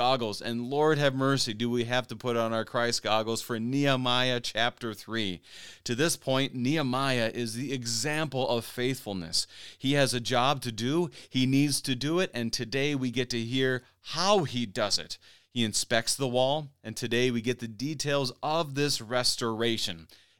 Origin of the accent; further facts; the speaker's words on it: Minnesota, United States; also born or lived in Topeka, Kansas / Missouri; being a Minnesotan, and more or less, I mean, I lived in Kansas for a time, a little bit northern Kansas, Topeka. I lived in Missouri, obviously, for seminary.